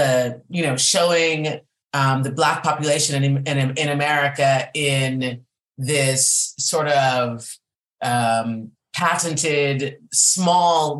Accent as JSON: {"language": "English", "town": "Boulder", "region": "Colorado", "country": "United States", "tie": "born or raised there", "said": "I grew up in Boulder, Colorado, and at the time it was 2% ethnic"}